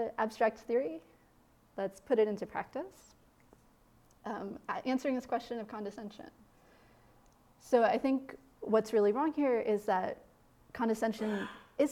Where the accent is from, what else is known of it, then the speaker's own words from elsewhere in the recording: Indiana, United States; moved away; growing up in Midwestern Indiana